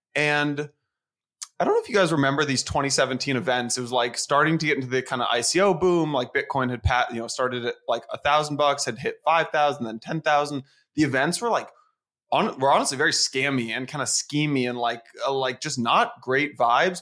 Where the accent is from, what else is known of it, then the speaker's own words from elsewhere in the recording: San Francisco, California, United States; moved away as an adult; also born or lived in Atlanta; now in New York, United States; I'm from San Francisco